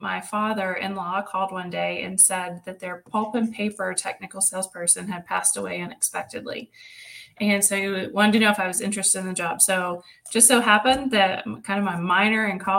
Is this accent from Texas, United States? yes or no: no; Riceville, Tennessee, United States; So I grew up in Riceville, Tennessee, which is just south of Knoxville and just north of Chattanooga by 55 miles